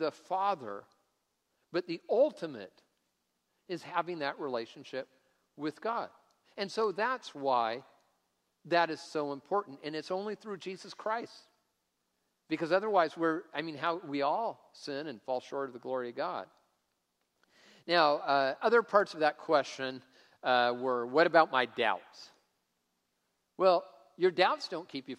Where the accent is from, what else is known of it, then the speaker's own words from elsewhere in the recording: Tacoma, Washington, United States; I grew up in Tacoma driving old junky cars